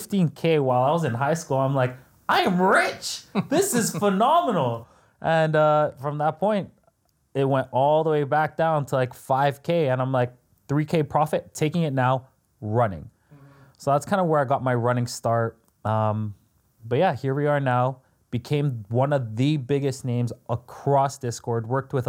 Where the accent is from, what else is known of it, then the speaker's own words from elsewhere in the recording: Toronto, Ontario, Canada; I'm also Canadian from Toronto.